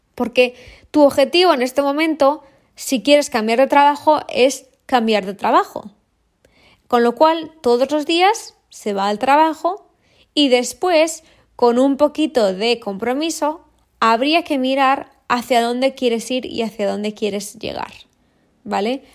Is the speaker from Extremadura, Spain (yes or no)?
no; Valladolid, Castile and León, Spain; moved away; vivo en, entre mar y montaña pero vengo de Valladolid